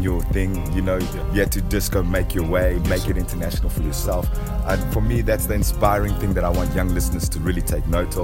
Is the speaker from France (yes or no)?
no; Zambia; I'm Zambian, but it's close to Malawi